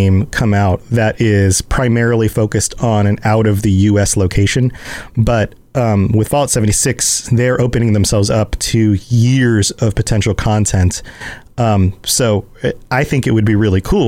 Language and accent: English; the South, United States; I'm from the South